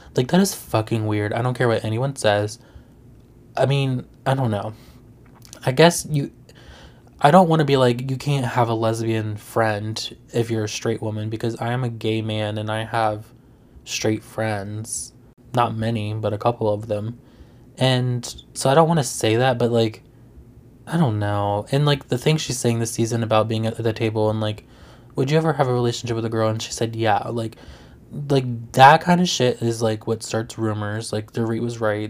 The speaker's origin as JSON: {"language": "English", "region": "Virginia", "country": "United States", "said": "I'm from Virginia"}